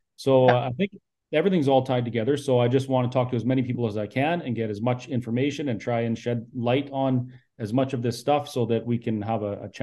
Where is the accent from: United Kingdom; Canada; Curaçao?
Canada; I'm from Canada.